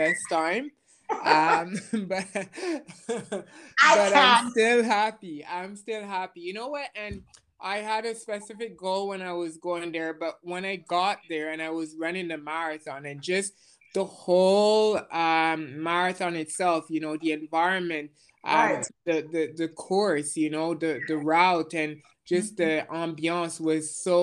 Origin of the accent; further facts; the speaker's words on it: Jamaica; now in Montreal, Canada; I was born in Jamaica. I currently live in Montreal.